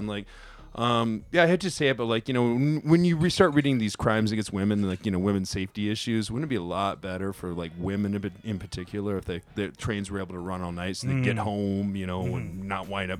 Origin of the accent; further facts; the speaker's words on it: Chicago, Illinois, United States; now in Japan; I'm from Chicago.